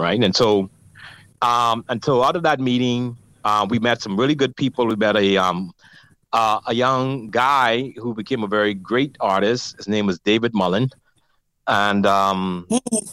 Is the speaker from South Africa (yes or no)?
no; Nassau, New Providence, Bahamas; I grew up in Nassau